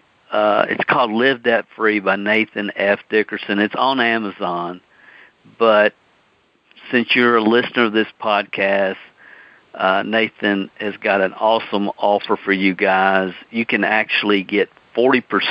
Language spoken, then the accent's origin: English; the South, United States; accent: southern; my southern accent